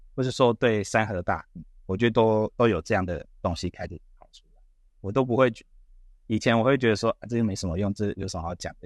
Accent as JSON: {"language": "Chinese", "country": "Taiwan", "said": "他知道我是台湾来的"}